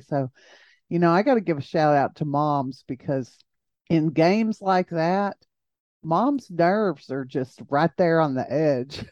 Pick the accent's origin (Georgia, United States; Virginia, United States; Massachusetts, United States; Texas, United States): Texas, United States; Jayton; I'm from Jayton